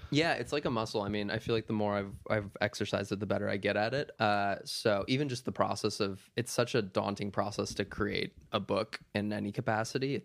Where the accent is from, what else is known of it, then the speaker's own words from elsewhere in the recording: Minnesota, United States; moved away; also born or lived in Wisconsin; I was born in Wisconsin, but I grew up, like, two hours south of, uh, the Saint Paul area, right on kinda, like, the corner of Wisconsin, Minnesota, and Iowa